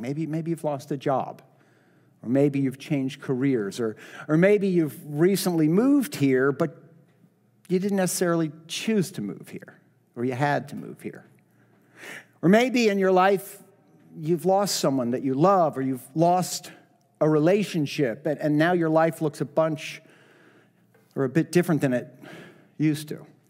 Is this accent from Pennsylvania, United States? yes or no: no; Miami, Florida, United States; now in Boca Raton, United States; I get lost in, in Miami, my hometown